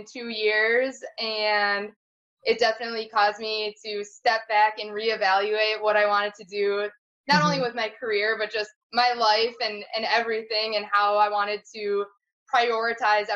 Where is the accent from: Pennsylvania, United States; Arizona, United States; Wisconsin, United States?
Wisconsin, United States; Green Bay; I'm originally from Green Bay. My husband Matt and I are both from Green Bay, Wisconsin.